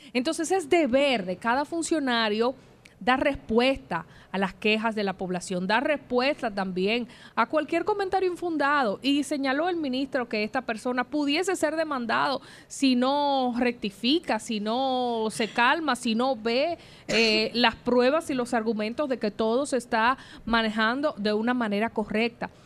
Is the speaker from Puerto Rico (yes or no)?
no; Dominican Republic; como periodista de República Dominicana, como ciudadana dominicana